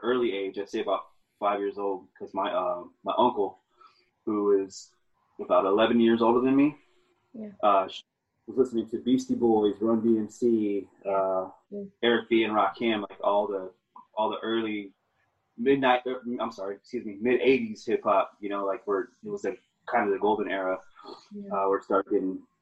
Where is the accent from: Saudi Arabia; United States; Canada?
United States; Yuma, Arizona; I grew up in Yuma, Arizona, in the United States